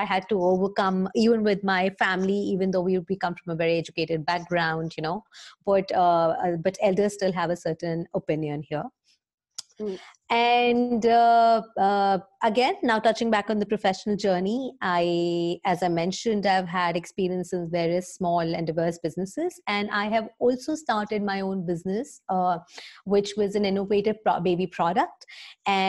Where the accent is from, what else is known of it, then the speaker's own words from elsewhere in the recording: India; moved away as an adult; now in Dublin, Ireland; I am an Indian, born and brought up here itself